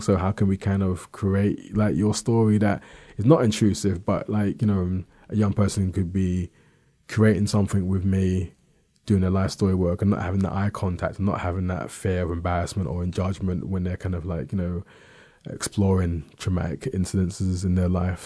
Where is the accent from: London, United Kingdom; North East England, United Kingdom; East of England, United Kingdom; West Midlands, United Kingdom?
London, United Kingdom; I was born in London, South East London